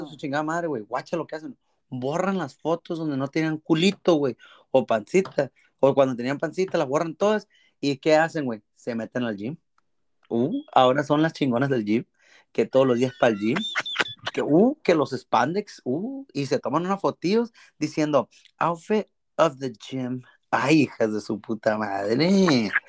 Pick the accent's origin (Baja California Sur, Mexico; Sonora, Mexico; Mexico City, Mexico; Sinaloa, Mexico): Sinaloa, Mexico; Culiacán; Soy, soy de la Loma Rodriguera, a, o sea, Culiacán, Sinaloa.